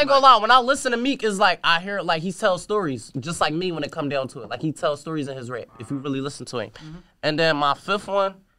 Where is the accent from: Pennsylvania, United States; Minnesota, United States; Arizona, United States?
Pennsylvania, United States; Philadelphia; I'm from North Philadelphia.